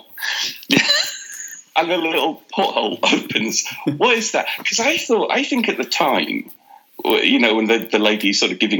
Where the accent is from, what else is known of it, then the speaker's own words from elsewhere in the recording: Leeds, Yorkshire and the Humber, United Kingdom; I grew up in Leeds